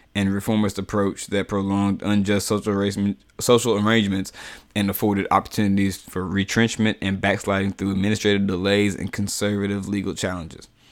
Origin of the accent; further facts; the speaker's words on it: United States; I'm African-American in America, you know, like, and I've never, ever been to Africa